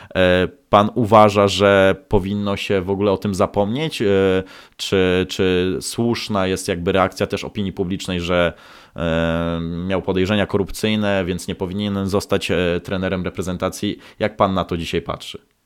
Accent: Szczecin, West Pomeranian Voivodeship, Poland; Ja pochodzę ze Szczecina

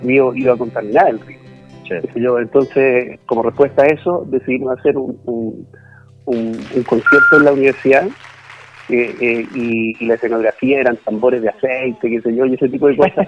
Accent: Santiago, Santiago Metropolitan Region, Chile; also born or lived in Valdivia; yo estudié música de niño en el conservatorio, eh, aquí en Santiago. nací en la ciudad de Santiago y después me fui a estudiar y después me fui a estudiar a Valdivia.

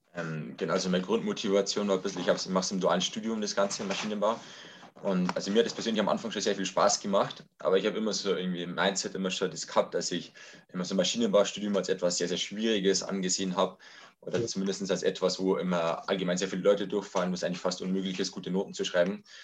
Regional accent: Lower Bavaria, Germany; Ich komme aus äh, Niederbayern, aus dem Landkreis Rotterdam-Linden

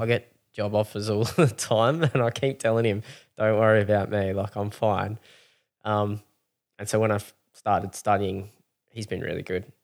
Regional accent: Mount Gambier, South Australia, Australia; growing up in Mount Gambier

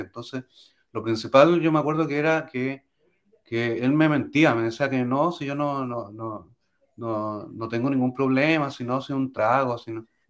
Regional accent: Chile; soy chileno

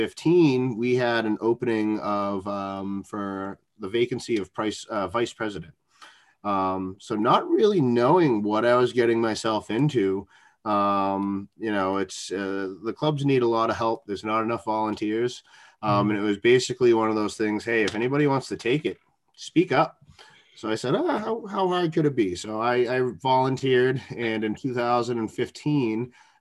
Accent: South Shore of Massachusetts, United States; moved away as an adult; now in New Hampshire, United States; I grew up in the South Shore of Mass, you know, riding dirt bikes my whole life, and got the opportunity to relocate up to New Hampshire

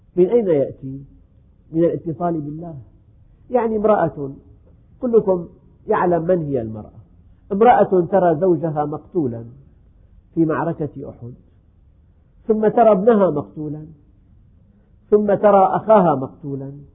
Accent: Syria; عندنا في الشام

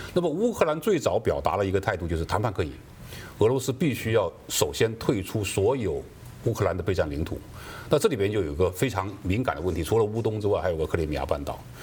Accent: China; moved away; 我从小在中国大陆受的教育也一样啊

